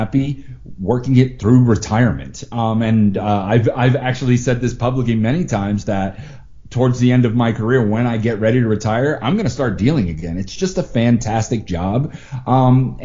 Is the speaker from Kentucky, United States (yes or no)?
no; Massachusetts, United States; moved away as an adult; also born or lived in Florida; now in Las Vegas, United States; when I grew up in Massachusetts, I decided to move to Florida in the early 2000s